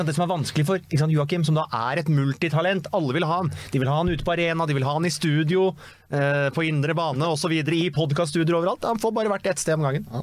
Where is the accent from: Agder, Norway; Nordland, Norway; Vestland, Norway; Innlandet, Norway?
Innlandet, Norway; vi er jo fra Innlandet begge to. Riktignok fra, fra hver sin side av Mjøsa